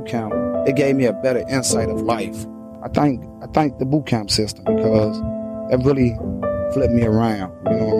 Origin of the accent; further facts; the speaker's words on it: Chicago, Illinois, United States; As I grew up in Woodlawn, it was very tough for a young black kid